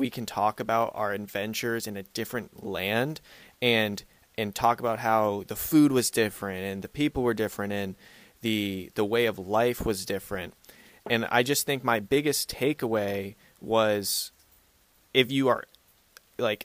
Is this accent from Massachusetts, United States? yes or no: yes; Boston, Massachusetts, United States; moved away; also born or lived in Georgia / North Carolina; I grew up in Boston, and I lived in Georgia for a year, and I've lived in North Carolina